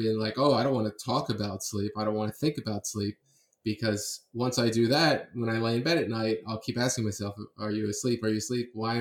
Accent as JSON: {"language": "English", "town": "Miami", "region": "Florida", "country": "United States", "said": "I'm from Miami"}